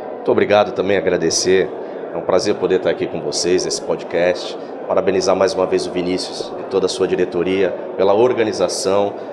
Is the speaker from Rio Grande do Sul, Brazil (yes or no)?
no; Santos, São Paulo, Brazil; receber aqui na minha cidade de Santos, eu que sou de Santos